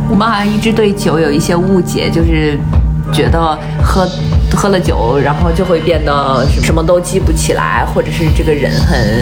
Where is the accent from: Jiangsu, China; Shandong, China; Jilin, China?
Shandong, China; 我是一个山东人